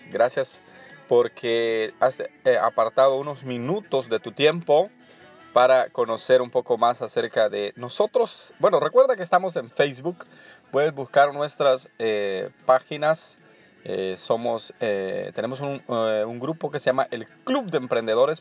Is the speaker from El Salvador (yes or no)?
yes; El Salvador; moved away as an adult; now in Anaheim, United States; Soy eh, originario de El Salvador. Eh, me vine acá a los 25 años